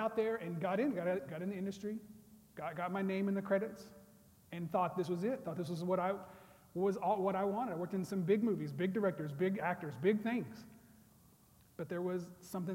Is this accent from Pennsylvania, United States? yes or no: no; Rattan, Oklahoma, United States; moved away as an adult; also born or lived in Tulsa, Oklahoma / Los Angeles, California; I'm originally from Oklahoma, southeastern Oklahoma, small town called Rattan